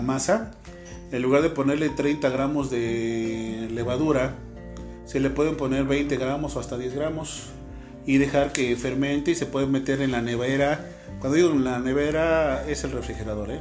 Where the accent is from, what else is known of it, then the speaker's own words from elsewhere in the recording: Mexico; aquí en México comemos nopales